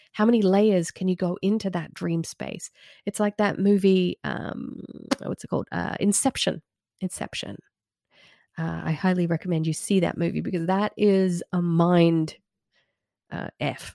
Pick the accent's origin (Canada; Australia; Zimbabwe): Australia; Red Hill; moved away as an adult; now in United States; an old area that I used to live in when I was growing up in Red Hill in the nineties.